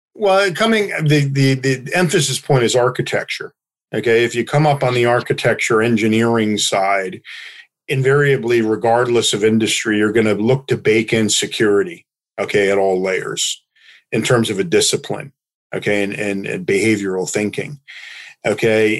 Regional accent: United States; as an American

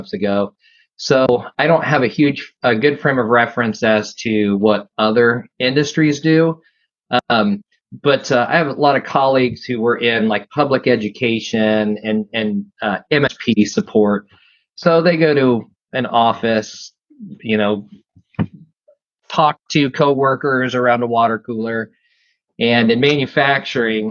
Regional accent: Midwest, United States; where I'm from the Midwest, heart of manufacturing

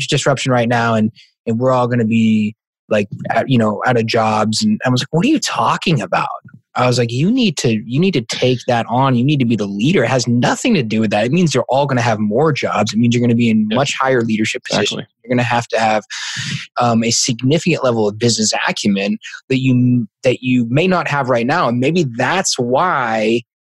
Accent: Massachusetts, United States; I'm from Massachusetts

